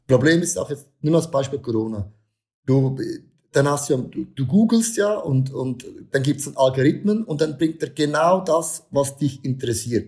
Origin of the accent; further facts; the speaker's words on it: Switzerland; bei uns in der Schweiz, in der Church